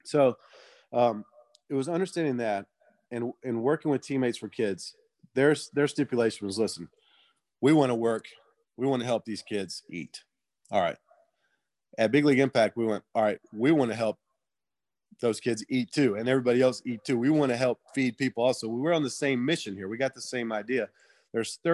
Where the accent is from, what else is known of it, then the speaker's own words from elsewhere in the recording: Georgia, United States; I'm from Georgia